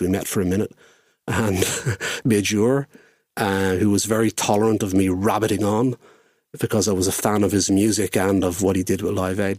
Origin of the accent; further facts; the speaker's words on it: Dublin, Leinster, Ireland; I'm from Dublin and was, of course, living in Dublin at the time